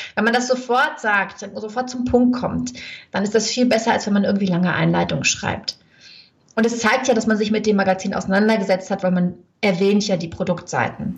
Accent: Germany; moved away as an adult; also born or lived in Lake Geneva, Switzerland; now in Switzerland; ich komme aus Deutschland

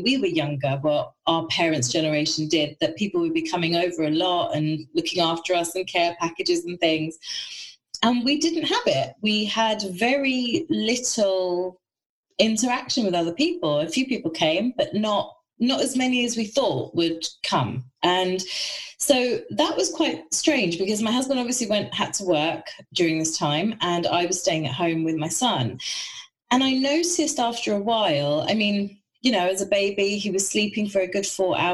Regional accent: London, United Kingdom; I'm a Londoner, and all my friends and family are in London

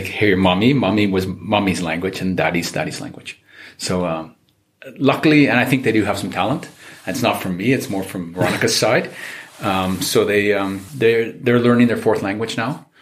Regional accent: Canada; moved away as an adult; now in Czech Republic; I am Canadian, um, half Czech, but spending most of my life, the first part of my life in Canada

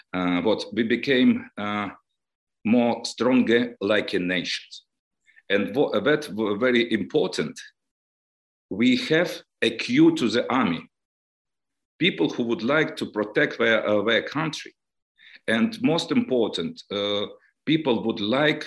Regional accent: Donetsk, Donetsk Oblast, Ukraine; English is a second language; moved away as an adult; now in Kyiv, Ukraine; I was born in Donetsk. I lived in Donetsk. I studied in Donetsk. And only last nearby 8 years, I live and work in Kyiv

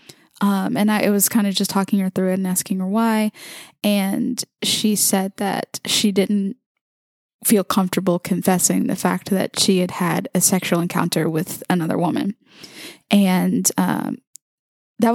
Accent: Mobile, Alabama, United States; I was born and raised in Mobile, Alabama, to a predominantly Catholic family.

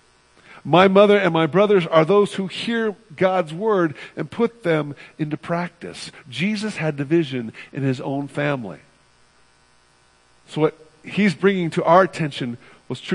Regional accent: California, United States; I'm from the West Coast, from California specifically

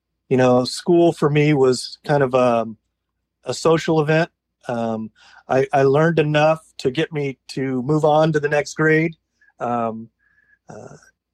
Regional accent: San Diego, California, United States; also born or lived in Bremerton, Washington; I was born in San Diego, California. And except for maybe 2 or 3 years, I've always been here in Southern California, in the San Diego area.

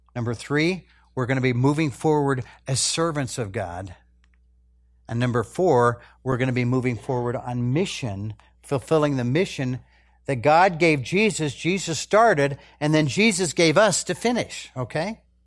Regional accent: United States; as American Christians

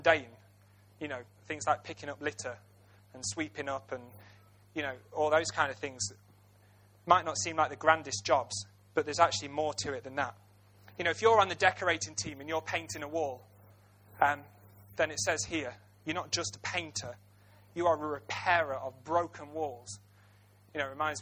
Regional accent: Ilkeston, East Midlands, United Kingdom; I was born and bred in Ilkeston

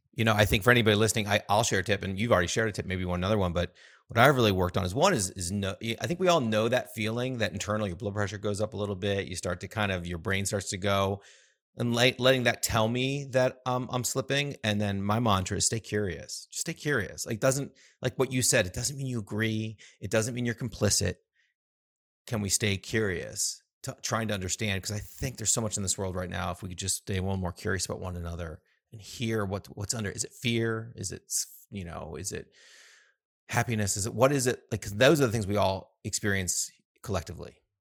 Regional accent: United States; I grew up in the States

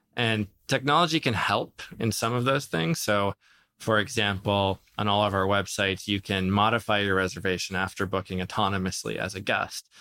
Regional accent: Minnesota, United States; moved away; I grew up in Minnesota to Lebanese immigrant, uh, uh, parents

